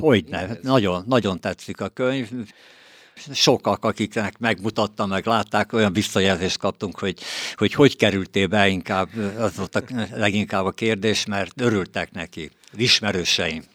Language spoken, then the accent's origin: Hungarian; Veszprém, Veszprém County, Hungary; moved away as an adult; now in Márkó, Hungary; a Temetőhegy, ahol mi is születtünk, éltünk gyerekkorunkba